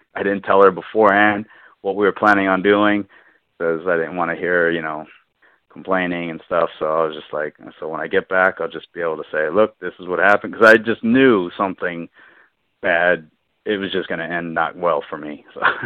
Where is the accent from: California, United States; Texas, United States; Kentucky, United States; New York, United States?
California, United States; Southern; I grew up in Southern California